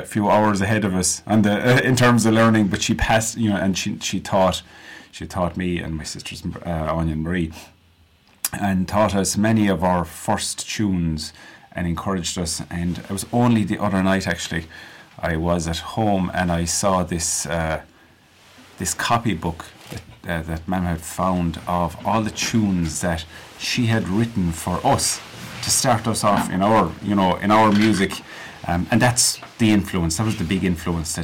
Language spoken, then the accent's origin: English; Clooney, County Clare, Ireland; born or raised there